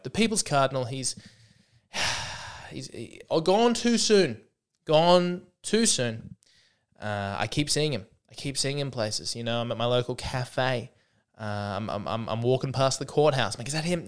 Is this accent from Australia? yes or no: yes; Australia; I'm an Aussie.